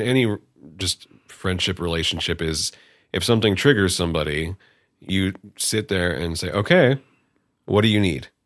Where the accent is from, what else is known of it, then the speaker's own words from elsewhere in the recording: Bay Area, California, United States; now in Humboldt, United States; I was originally from the Bay Area, um, and then I came here.